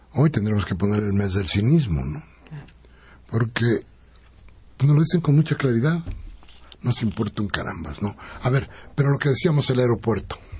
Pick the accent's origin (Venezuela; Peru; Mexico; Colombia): Mexico; nosotros somos los mexicanos